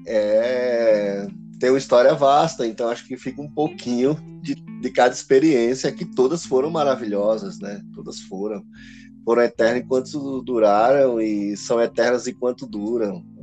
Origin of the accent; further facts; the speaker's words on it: Pernambuco, Brazil; now in Guarulhos, Brazil; para nós somos pernambucano